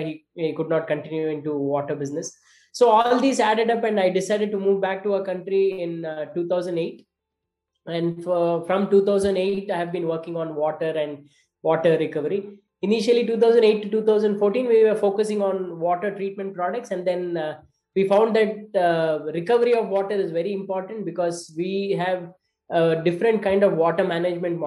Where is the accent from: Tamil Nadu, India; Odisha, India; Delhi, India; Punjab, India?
Tamil Nadu, India; Salem; moved away; I used to live in Salem as a kid